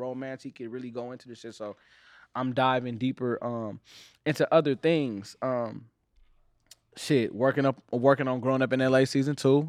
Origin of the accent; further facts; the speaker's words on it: Los Angeles, California, United States; I'm from Watts